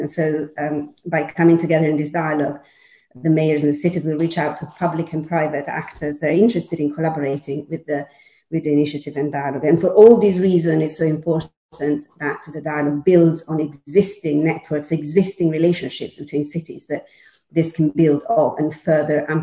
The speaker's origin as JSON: {"language": "English", "town": "Milan", "region": "Lombardy", "country": "Italy", "tie": "born or raised there", "moved": "as an adult", "lives_now": "London, United Kingdom", "said": "I'm Milanese, born and bred"}